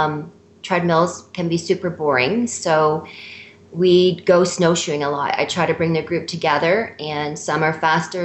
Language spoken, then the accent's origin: English; Canada; We're Canadian.